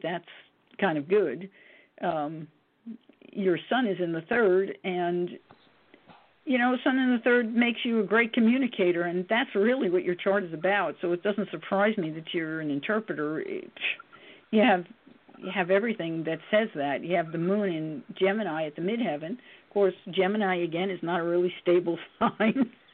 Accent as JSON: {"language": "English", "town": "New York City", "region": "New York", "country": "United States", "tie": "born or raised there", "said": "I wasn't born in the Bronx, but I grew up in the Bronx"}